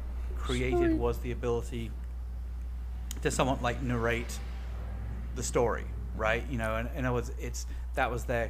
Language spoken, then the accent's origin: English; England, United Kingdom; now in United States; I'm from England